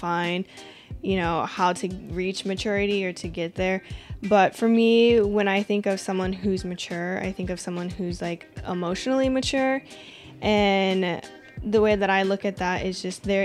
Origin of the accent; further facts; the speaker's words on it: Washington, United States; I'm from Washington